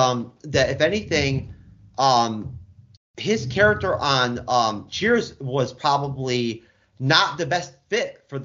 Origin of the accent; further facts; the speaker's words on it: New York, United States; Growing up in New York